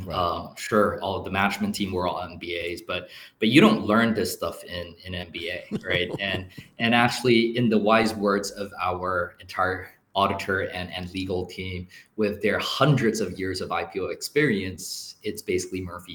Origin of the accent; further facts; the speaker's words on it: Singapore; now in Taiwan; I was born and raised in Singapore, but I'm fully Taiwanese.